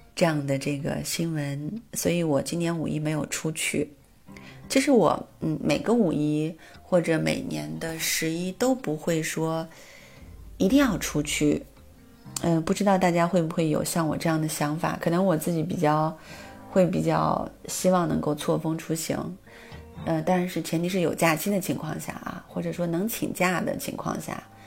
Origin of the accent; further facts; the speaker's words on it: northern China, China; 我是北方人